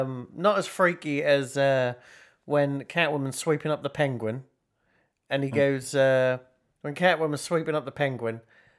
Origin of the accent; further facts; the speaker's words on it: Lowestoft, East of England, United Kingdom; No. I'm from Lowestoft, man.